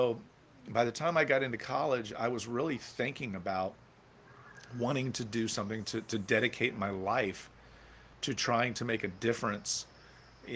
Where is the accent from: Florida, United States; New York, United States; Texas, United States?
Florida, United States; Orlando; I grew up in Central Florida, in Orlando specifically